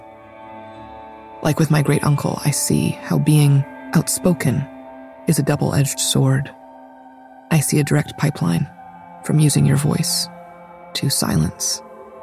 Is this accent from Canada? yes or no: no; New York, United States; Growing up in New York